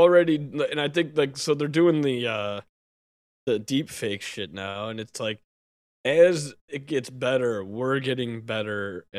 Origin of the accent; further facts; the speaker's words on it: Chicago, Illinois, United States; I've seen your kind before. I'm from Chicago.